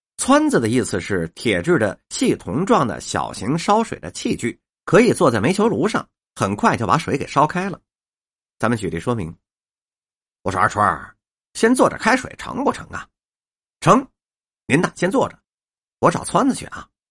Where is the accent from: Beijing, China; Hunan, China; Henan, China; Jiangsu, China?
Beijing, China; 咱们北京人呐，爱吃面